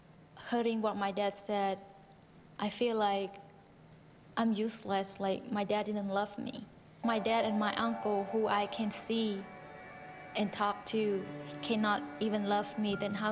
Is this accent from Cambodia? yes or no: yes; Cambodia; English is a second language; I am from Cambodia. I was born and raised on a boat in a floating village. My family was very poor because both of my parents, they uneducated.